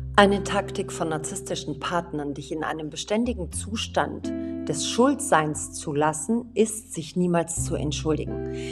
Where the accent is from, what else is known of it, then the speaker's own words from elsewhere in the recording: Thessaloniki, Central Macedonia, Greece; moved away; aus Thessaloniki, aus meiner Heimatstadt